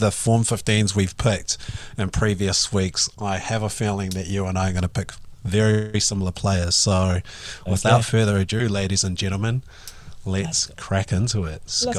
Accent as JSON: {"language": "English", "country": "New Zealand", "said": "as a Kiwi"}